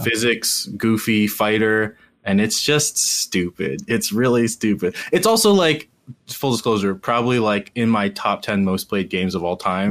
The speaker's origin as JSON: {"language": "English", "town": "Cincinnati", "region": "Ohio", "country": "United States", "said": "I am from Cincinnati"}